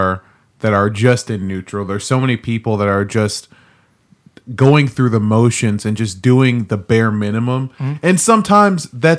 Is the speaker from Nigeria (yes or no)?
yes; Nigeria; I'm Nigerian. I do eat chicken bones.